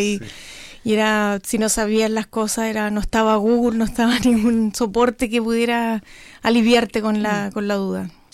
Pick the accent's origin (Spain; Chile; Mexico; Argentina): Chile; Coyhaique, Aysén; yo soy de Coyhaique